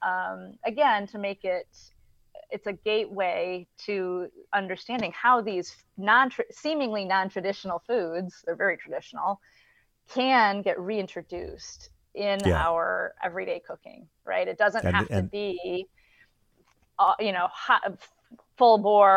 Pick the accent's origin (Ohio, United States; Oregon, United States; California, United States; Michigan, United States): Michigan, United States; Flint; I'm from Flint, Michigan